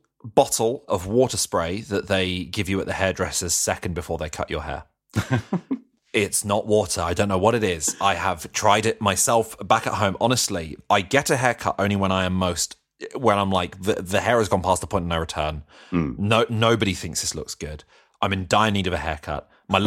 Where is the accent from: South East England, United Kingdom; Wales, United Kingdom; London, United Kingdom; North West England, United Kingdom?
London, United Kingdom; Croydon; I was brought up in Croydon as well